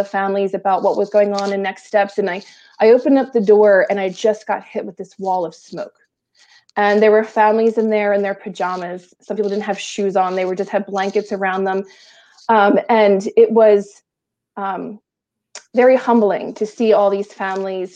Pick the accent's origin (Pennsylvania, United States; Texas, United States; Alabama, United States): Pennsylvania, United States; southeastern; also born or lived in Delaware County, Pennsylvania / Chester County, Pennsylvania / Bucks County, Pennsylvania; I'm very much southeastern Pennsylvania born and bred